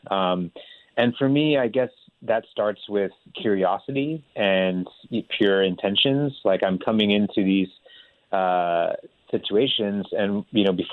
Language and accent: English; California, United States; born or raised there; also born or lived in India